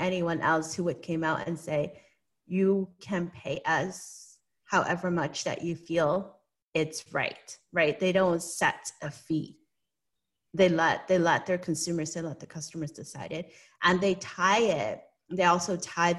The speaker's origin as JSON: {"language": "English", "country": "Hong Kong", "tie": "born or raised there", "moved": "yes", "said": "I was born and raised in Hong Kong, and I do have an accent"}